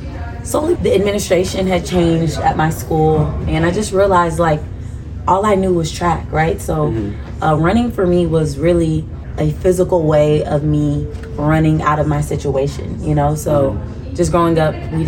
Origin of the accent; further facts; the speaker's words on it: Atlanta, Georgia, United States; also born or lived in Washington, D.C.; I grew up here